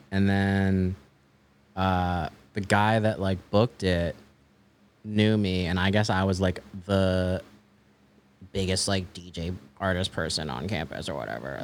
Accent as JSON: {"language": "English", "region": "Maryland", "country": "United States", "tie": "born or raised there", "also_born_or_lived": "Washington, D.C.", "said": "I grew up in, like, the suburbs of Maryland"}